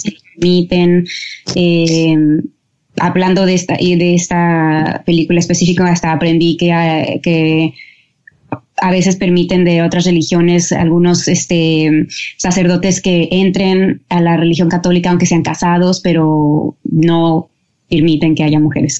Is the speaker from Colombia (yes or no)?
no; Mexico; now in Los Angeles, United States; como familia mexicana crecí en lo que es lo, católico